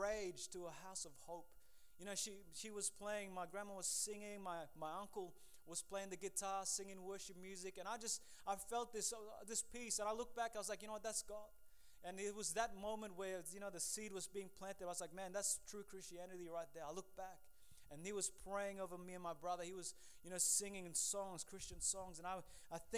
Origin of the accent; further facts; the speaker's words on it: Lae, Papua New Guinea; also born or lived in Port Moresby, Papua New Guinea / Hula, Papua New Guinea; Pretty much I grew up in PNG. I was born in Papua New Guinea.